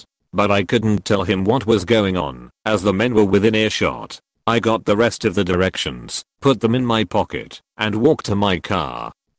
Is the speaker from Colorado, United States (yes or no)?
no; Maryland, United States